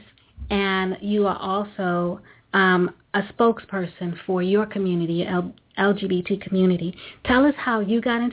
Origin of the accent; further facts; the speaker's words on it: New York City, New York, United States; I'm a native New Yorker, and I have limited exposure to Caribbean culture other than the people that I grew up with and the fact that I grew up in Brooklyn